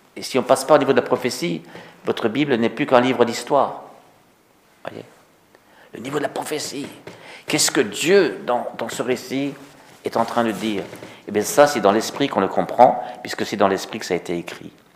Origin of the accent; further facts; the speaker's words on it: Togo; chez nous au Togo